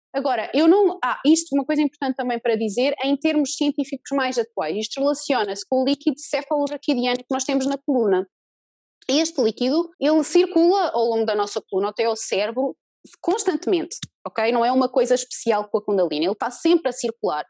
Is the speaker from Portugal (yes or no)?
yes; Portugal; moved away as an adult; also born or lived in New Zealand; eu comecei a trabalhar cá em Portugal, mas em 2013 eu e meu marido saímos de Portugal